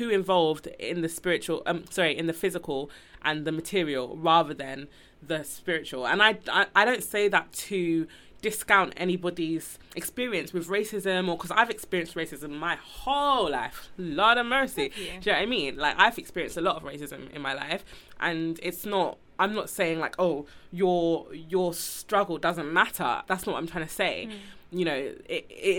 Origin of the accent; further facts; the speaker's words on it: Nigeria; I was born Nigerian